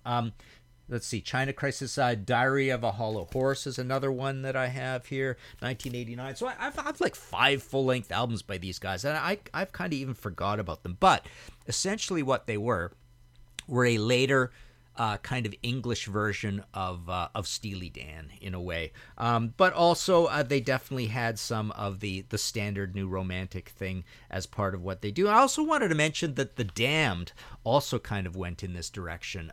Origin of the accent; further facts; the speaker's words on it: Trail, British Columbia, Canada; moved away as an adult; also born or lived in Hamilton / Vancouver; where I grew up in Trail, B C.